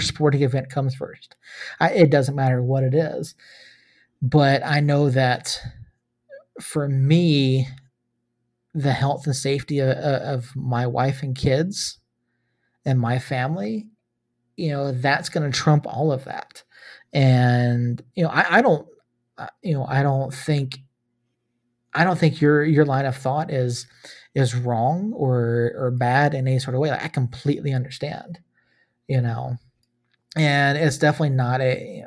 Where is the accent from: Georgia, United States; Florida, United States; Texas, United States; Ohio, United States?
Georgia, United States; moved away; I love my home state